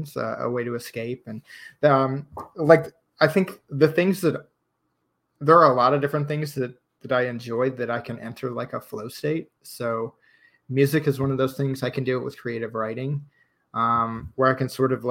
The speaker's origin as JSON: {"language": "English", "town": "Chicago", "region": "Illinois", "country": "United States", "also_born_or_lived": "Texas", "moved": "as an adult", "lives_now": "College Station, United States", "said": "I'm actually from Chicago"}